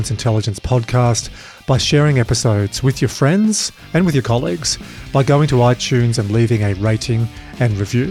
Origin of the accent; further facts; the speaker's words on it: Dubbo, New South Wales, Australia; I'm from Dubbo